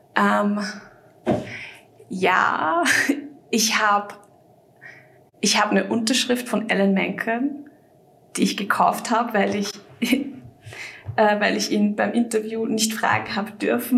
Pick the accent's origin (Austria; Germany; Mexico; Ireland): Austria; Vienna; komme aus Österreich, aus Wien